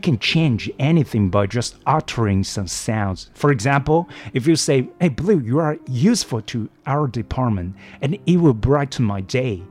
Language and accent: English; Taoyuan, Taiwan; moved away as an adult; now in Hualien, Taiwan; I'm from a very small area called Longgang in Taoyuan.